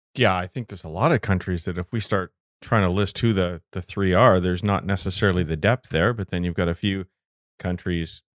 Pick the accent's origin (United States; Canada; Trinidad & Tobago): Canada; as a Canadian, as a goaltender